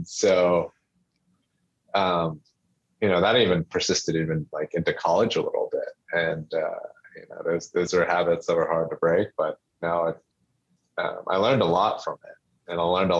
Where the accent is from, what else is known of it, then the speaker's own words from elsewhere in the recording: near Gwynedd Mercy College, Pennsylvania, United States; So right across from Gwinnett Mercy College.